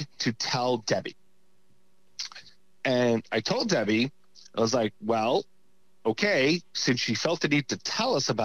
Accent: New York City, New York, United States; I grew up in New York. I grew up in, Brooklyn

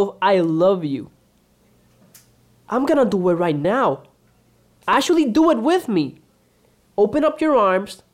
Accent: Puerto Rico; also born or lived in Dominican Republic; I'm a Dominican from Puerto Rico.

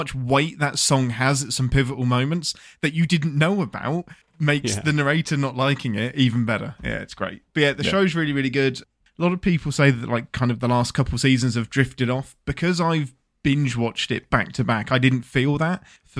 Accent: England, United Kingdom; I'm English.

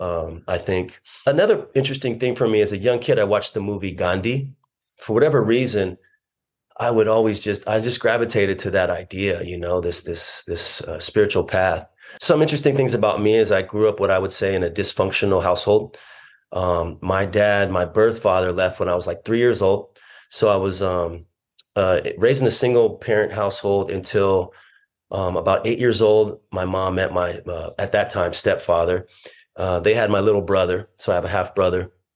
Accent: Orange, California, United States; also born or lived in Long Beach, California; I was raised Christian here in Southern California. I was born in Long Beach, but my mom mostly lived in Orange.

